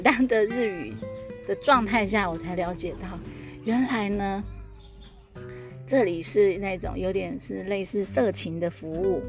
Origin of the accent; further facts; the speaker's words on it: Taiwan; 因为我们台湾人很